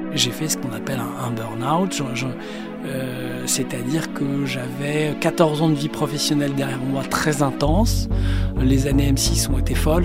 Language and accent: French; Paris, Île-de-France, France; Je suis parisien, né dans le 12e.